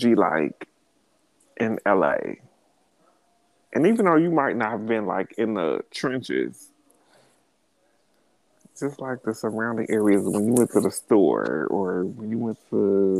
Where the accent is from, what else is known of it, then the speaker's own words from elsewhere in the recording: Cincinnati, Ohio, United States; now in New York, United States; I am from Cincinnati, Ohio, living in New York